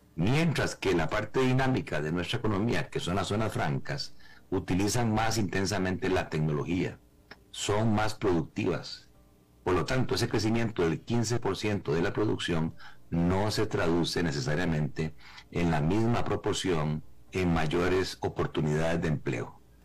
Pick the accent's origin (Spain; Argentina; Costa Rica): Costa Rica